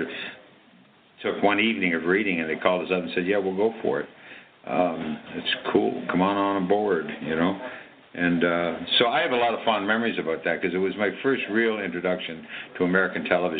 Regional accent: Canada; moved away as an adult; I was from Canada

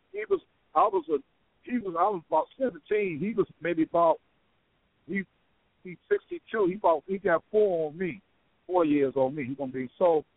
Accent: Chicago, Illinois, United States; I grew up in Robert Taylor

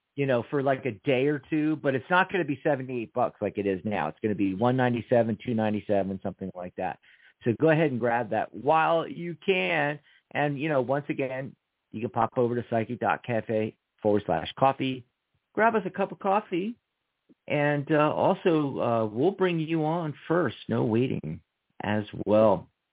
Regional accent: Philadelphia, Pennsylvania, United States; I'm from Philadelphia

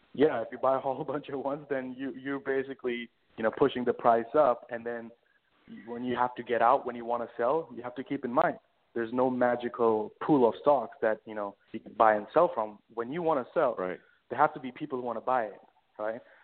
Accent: India; moved away as an adult; also born or lived in London, United Kingdom; now in New York, United States; born and raised in India all throughout, and then I moved to uh, London in about you know 2010

